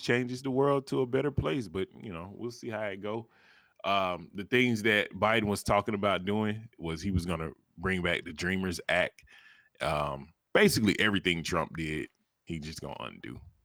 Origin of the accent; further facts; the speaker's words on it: the South, United States; I'm from the South